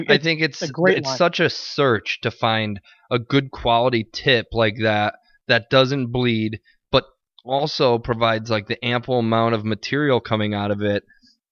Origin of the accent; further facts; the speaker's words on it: Ireland; maybe my head's just too big because I'm an Irish guy, but...